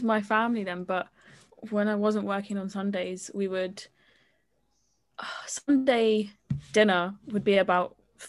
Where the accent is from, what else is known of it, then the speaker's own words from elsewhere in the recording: London, United Kingdom; I told them I was from London